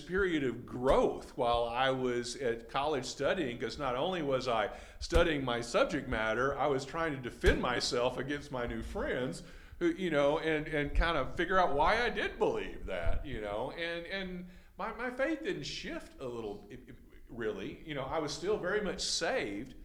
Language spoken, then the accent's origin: English; Austin, Texas, United States; I was born in Austin